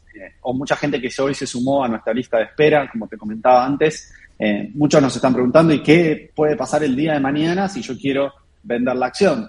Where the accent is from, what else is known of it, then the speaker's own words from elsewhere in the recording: Argentina; parte de los founders somos argentinos